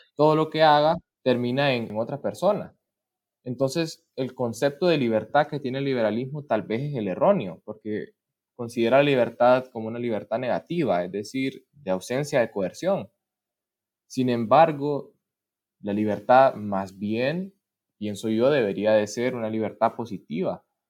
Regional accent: Honduras; moved away as an adult; now in Russia; en Honduras, que pues es mi país natal

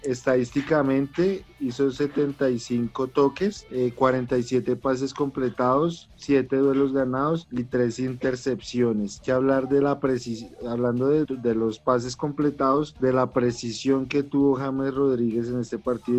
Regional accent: Colombia; bastante grato para mí como colombiano

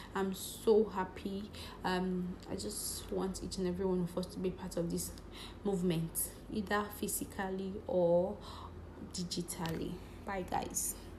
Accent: Cross River, Nigeria; English is a second language; I'm from Cross River State

